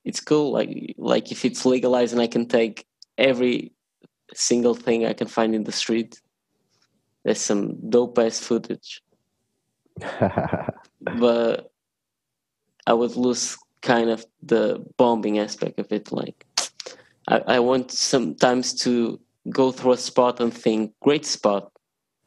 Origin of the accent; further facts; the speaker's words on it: Portugal; I was born in Portugal.